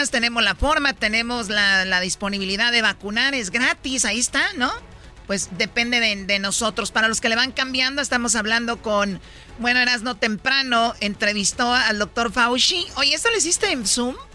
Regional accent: Mexico; somos los latinos mexicanos los que más nos pegó.

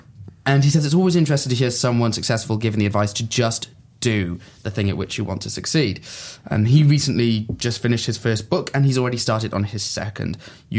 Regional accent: Swansea, Wales, United Kingdom; born there; I was born in Swansea.

